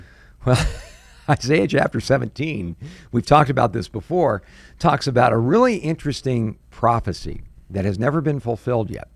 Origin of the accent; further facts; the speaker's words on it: United States; as an American